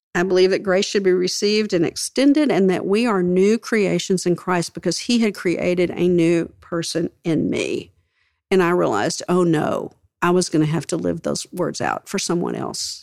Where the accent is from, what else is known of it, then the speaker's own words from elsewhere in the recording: West Texas, United States; I grew up in West Texas